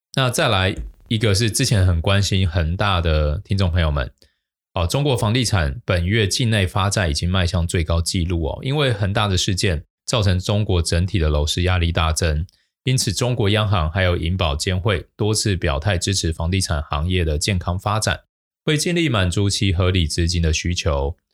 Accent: Taiwan; 我们台湾人真的是很喜欢高息

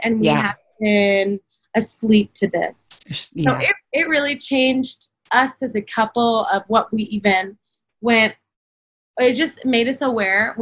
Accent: the Bible Belt, United States; also born or lived in Kona, Hawaii; now in Huntington Beach, United States; I grew up in the Bible Belt

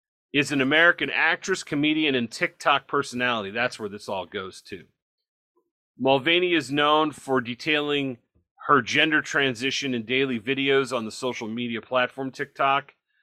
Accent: Toronto, Ontario, Canada; It reminds me of when I grew up in Toronto, they jabber.

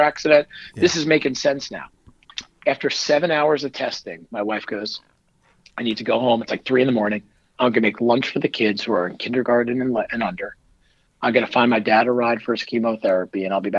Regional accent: Northern New Jersey, United States; I grew up in Northern Jersey.

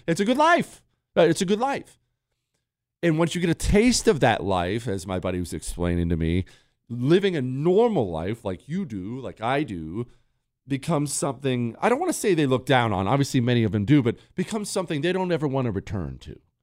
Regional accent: United States; as an American

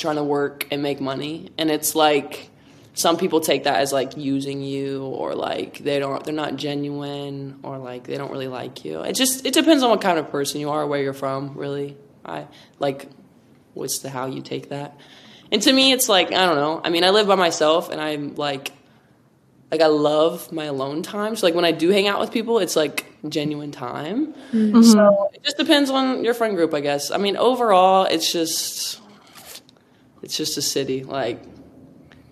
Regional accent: Ohio, United States; moved away as an adult; also born or lived in Florida; now in Los Angeles, United States; I'm from Ohio

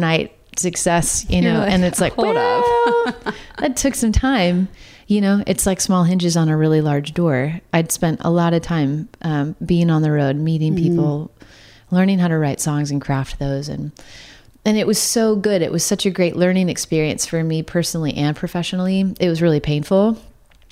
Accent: Santa Cruz County, Northern California, United States; I grew up in Northern California most of my life, but which was an odd combo to like grow up in Santa Cruz County

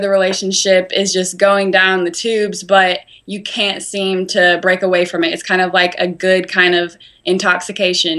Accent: Spartanburg, South Carolina, United States; I have a show in Spartanburg at my hometown

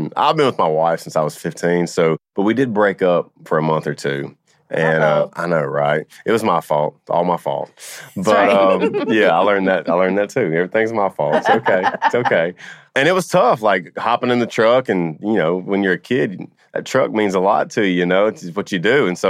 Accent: Louisiana, United States; I'm from Louisiana.

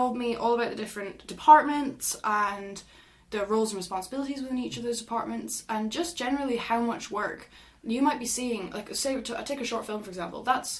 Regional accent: Aberdeen, Scotland, United Kingdom; The accent would beg to differ, but yes, I am from Aberdeen.

